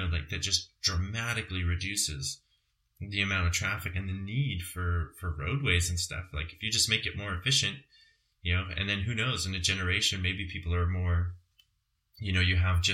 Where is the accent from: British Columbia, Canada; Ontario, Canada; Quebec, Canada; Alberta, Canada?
Alberta, Canada; Calgary; moved away; my hometown of Calgary